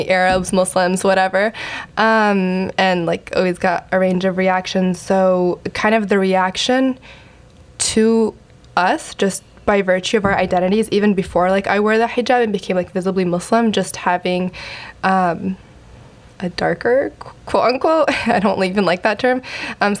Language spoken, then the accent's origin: English; Louisville, Kentucky, United States; moved away as an adult; also born or lived in New York / Michigan; I was born in New York, but I grew up my entire life in Louisville, Kentucky